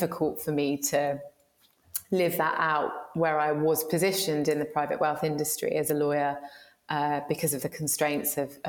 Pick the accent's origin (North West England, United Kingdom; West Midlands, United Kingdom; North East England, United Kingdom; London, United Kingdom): London, United Kingdom; I'm a very proud Londoner. I grew up in Shepherd's Bush and Hammersmith sort of area.